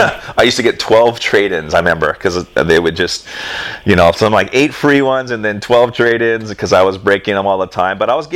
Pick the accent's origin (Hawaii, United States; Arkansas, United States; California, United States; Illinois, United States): Hawaii, United States; You know, I was raised on the North Shore. So that was kind of my comfort zone.